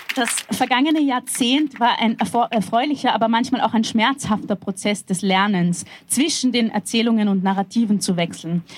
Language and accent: German; Vienna, Austria; Ich bin in einer sozialistisch-zionistischen Jugendbewegung aufgewachsen in Wien